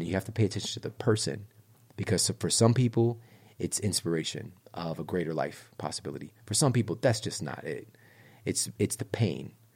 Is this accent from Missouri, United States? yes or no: yes; St. Louis, Missouri, United States; I'm from Saint Louis, Missouri